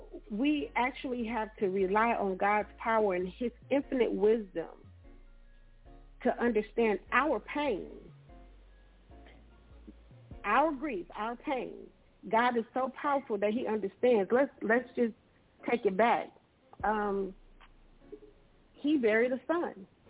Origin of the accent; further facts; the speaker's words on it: Saginaw, Michigan, United States; I grew up inner city in Saginaw, Michigan